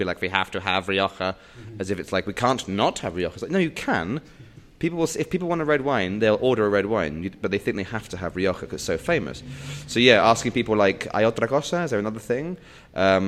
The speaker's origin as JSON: {"language": "English", "region": "England", "country": "United Kingdom", "also_born_or_lived": "Bath", "moved": "as an adult", "lives_now": "Madrid, Spain", "said": "as an Englishman"}